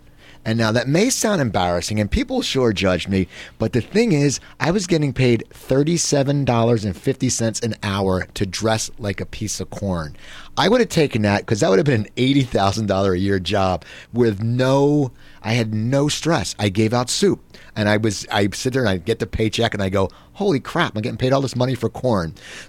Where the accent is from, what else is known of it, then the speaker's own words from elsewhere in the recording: Philadelphia area, Pennsylvania, United States; growing up in the Philadelphia area